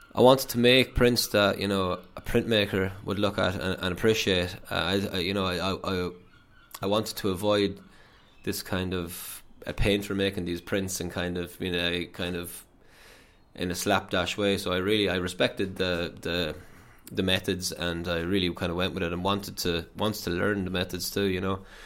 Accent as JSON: {"language": "English", "town": "Athlone", "region": "Leinster", "country": "Ireland", "also_born_or_lived": "Limerick", "moved": "as an adult", "said": "I'm from Athlone, uh, so I left home, went down to Limerick"}